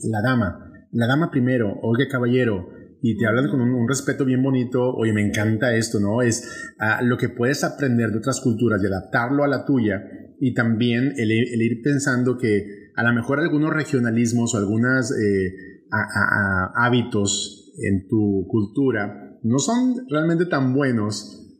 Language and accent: Spanish; northern Mexico, Mexico; accent: northern Mexican; moved away; traigo un regionalismo muy marcado, muy marcado al norte de México y muy marcado simplemente para un grupo de gente. Mi español es así.